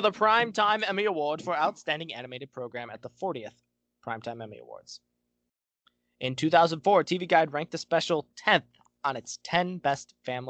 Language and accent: English; Cleveland, Ohio, United States